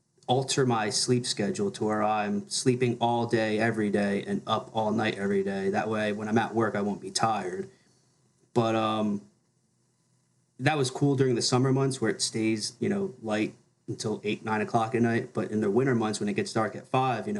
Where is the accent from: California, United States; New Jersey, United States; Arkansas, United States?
New Jersey, United States; growing up in New Jersey, people just go to like their CCD class after church on Sundays